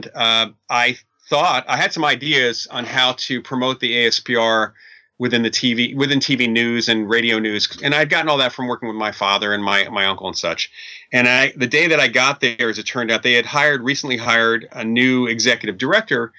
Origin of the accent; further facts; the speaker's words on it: White Plains, New York, United States; moved away as an adult; also born or lived in Midwest; now in California, United States; I grew up outside of New York City